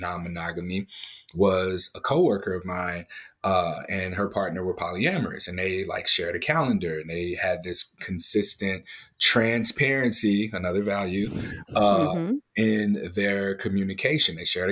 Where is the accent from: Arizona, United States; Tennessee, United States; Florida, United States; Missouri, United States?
Missouri, United States; St. Louis; I grew up in St. Louis, Missouri